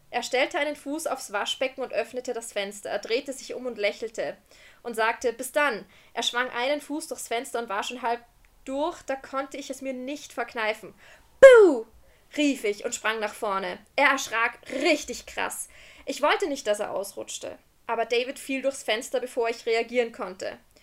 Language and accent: German; Austria; Wir sind aus Österreich